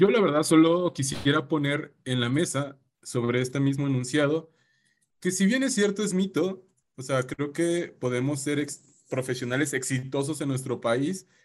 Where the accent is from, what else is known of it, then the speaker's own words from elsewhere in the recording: Mexico; Aquí yo solo retaría esta idea en el que sí como sociedad mexicana o como cúmulo científico aquí de, México, ¿estamos brindando esas oportunidades